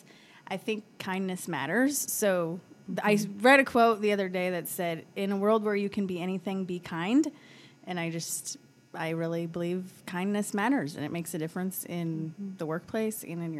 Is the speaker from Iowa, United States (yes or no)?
yes; Des Moines, Iowa, United States; I grew up around the Des Moines area